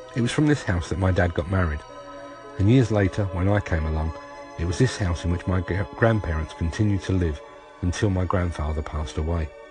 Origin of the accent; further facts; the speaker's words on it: London, United Kingdom; As a Londoner